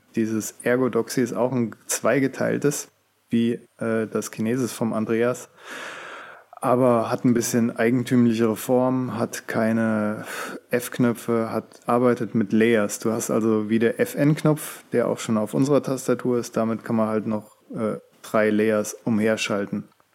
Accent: Hesse, Germany; moved away; Kommen wir aus Hessen

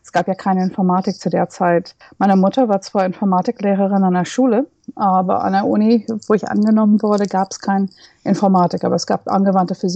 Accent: United States; first language English; German is a second language; now in Berlin, Germany; Ich stamme aus den USA und freue mich sehr, dass ich jetzt auf Englisch unterrichten

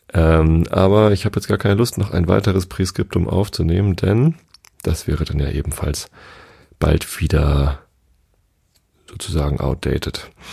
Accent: Tostedt, Lower Saxony, Germany; Ich bin ja hier in der Samtgemeinde Tostedt aufgewachsen

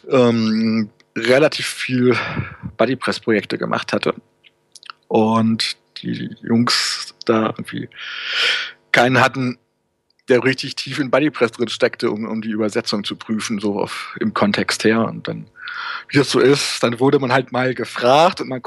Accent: Hanover, Lower Saxony, Germany; Also ich habe, wie anfangs erwähnt, komme ich ja ursprünglich aus Hannover.

